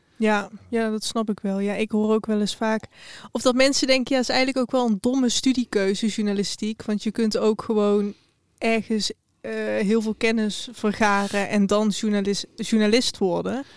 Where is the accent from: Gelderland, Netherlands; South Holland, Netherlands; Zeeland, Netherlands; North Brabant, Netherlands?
North Brabant, Netherlands; Eindhoven; Ik kom uit Eindhoven